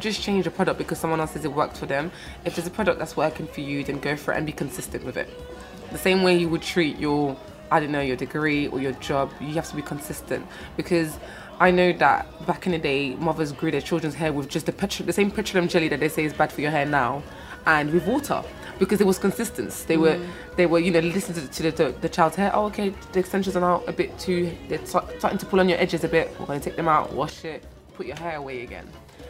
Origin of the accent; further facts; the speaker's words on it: France; I always tell people I am French of a Congolese origin.